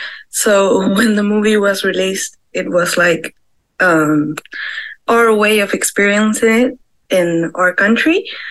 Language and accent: English; Argentina; I'm from Argentina